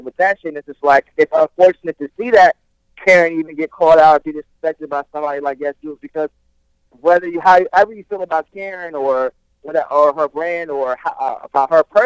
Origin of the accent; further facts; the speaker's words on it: New Jersey, United States; I was born in Jersey